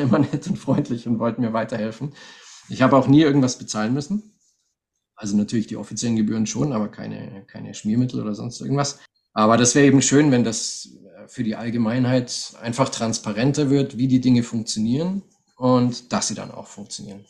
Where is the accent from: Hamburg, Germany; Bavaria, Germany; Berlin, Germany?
Bavaria, Germany; Munich; moved away as an adult; also born or lived in Russia / Bistrica, Bulgaria; now in Sofia, Bulgaria; meine Kindheit in München